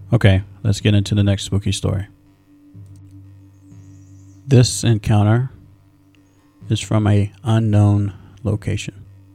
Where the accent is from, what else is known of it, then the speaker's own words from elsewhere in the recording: Iowa, United States; I am from Iowa, and the winters here get cold at night.